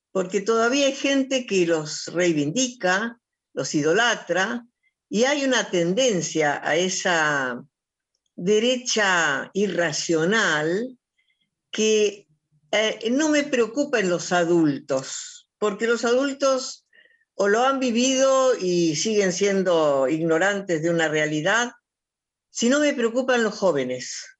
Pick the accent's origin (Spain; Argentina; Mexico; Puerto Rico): Argentina; soy una argentina que sufre